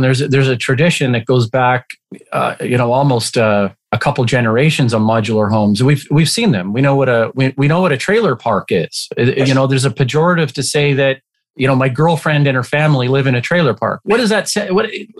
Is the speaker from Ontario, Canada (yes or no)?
no; Alberta, Canada; And I came from Alberta, conservative oil, small version of Texas in Canada.